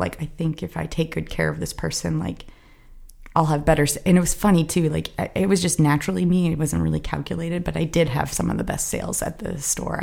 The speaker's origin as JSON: {"language": "English", "region": "South Florida", "country": "United States", "tie": "born or raised there", "also_born_or_lived": "Fort Lauderdale", "moved": "as an adult", "lives_now": "Los Angeles, United States", "said": "South Florida. It's swampy"}